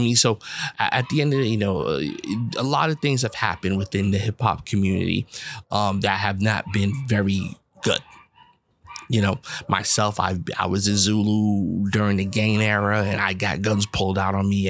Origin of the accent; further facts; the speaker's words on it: New York City, New York, United States; I grew up in the Bronx, New York.